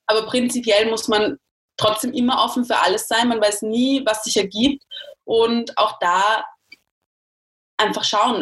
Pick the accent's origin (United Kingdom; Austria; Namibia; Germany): Austria; ich als Österreicherin